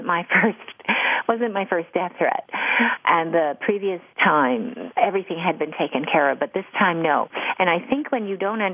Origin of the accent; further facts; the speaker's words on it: Canada; I started in China, where I was studying Mandarin, because I'm Canadian